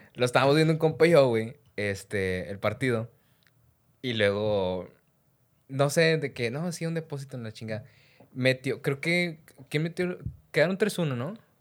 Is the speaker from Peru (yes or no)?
no; Mexico; nosotros como, como, mexicanos